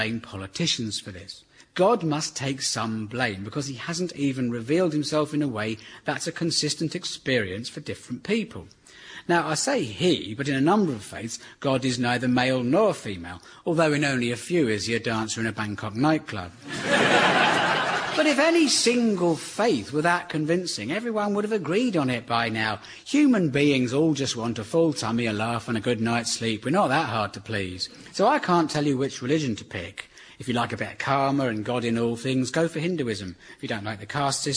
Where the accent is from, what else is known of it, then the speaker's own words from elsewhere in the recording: Surrey, South East England, United Kingdom; I grew up in Surrey